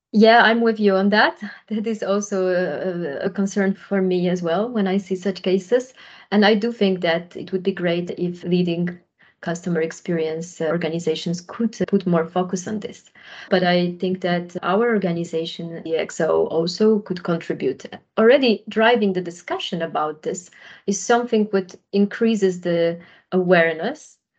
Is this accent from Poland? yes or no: yes; Poland; moved away as an adult; also born or lived in Germany / Netherlands; I, on my own, am originally from Poland. Majority of my working life I spent in Germany and the Netherlands.